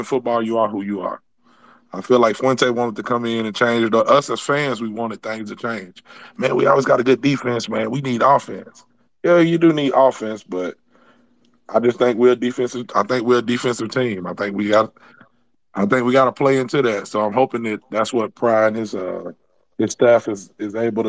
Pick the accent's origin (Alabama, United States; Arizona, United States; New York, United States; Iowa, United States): Alabama, United States; I'm from Alabama, man. We see all kind of stuff down here.